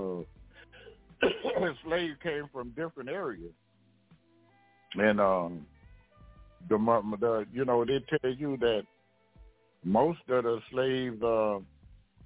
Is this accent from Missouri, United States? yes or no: no; Louisiana, United States; I'm from Louisiana